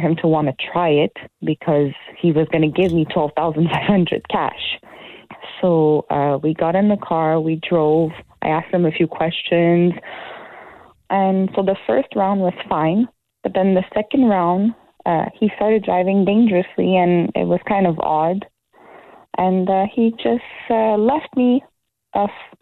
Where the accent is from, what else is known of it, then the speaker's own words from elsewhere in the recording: Laval, Quebec, Canada; I'm from Laval, Montreal.